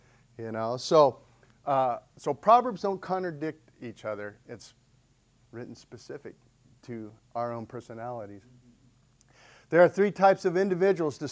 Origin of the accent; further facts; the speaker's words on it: Sedona, Arizona, United States; I grew up in Sedona